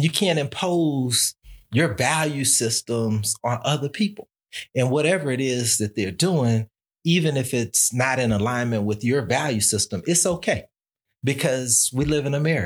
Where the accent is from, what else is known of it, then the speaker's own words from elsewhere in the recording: Texas, United States; now in Albany, United States; when I was growing up in Texas